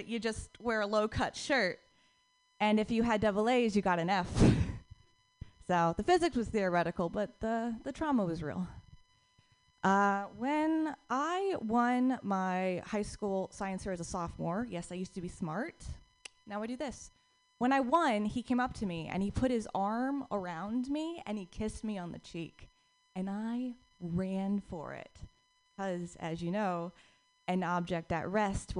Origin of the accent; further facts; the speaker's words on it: Noblesville, Indiana, United States; moved away as an adult; now in South Korea; I'm originally from Indiana, Noblesville, Indiana